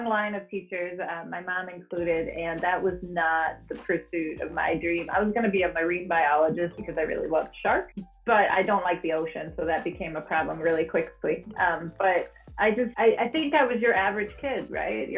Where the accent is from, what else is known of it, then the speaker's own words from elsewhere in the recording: Denmark; now in Oregon, Wisconsin, United States; I'm teaching in Madison, Wisconsin, or more precisely in Oregon, Wisconsin, but I'm originally from Denmark